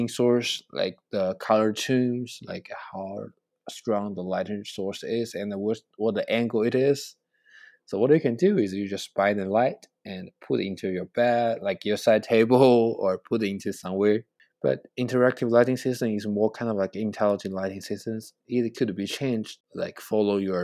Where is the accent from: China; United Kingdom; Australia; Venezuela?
China; English is a second language; moved away as an adult; now in United States; I know Chinese and both Chinese and English, and I understanding because I grew up in China